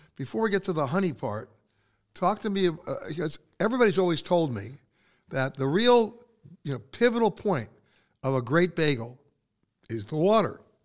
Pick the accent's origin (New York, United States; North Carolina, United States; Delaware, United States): New York, United States; moved away; also born or lived in West Coast; I'm born and raised in New York